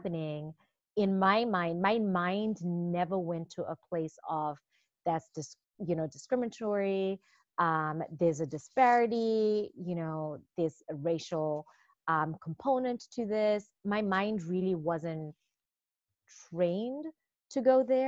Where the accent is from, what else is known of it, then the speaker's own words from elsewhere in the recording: Zimbabwe; moved away as an adult; I was born and raised in Zimbabwe.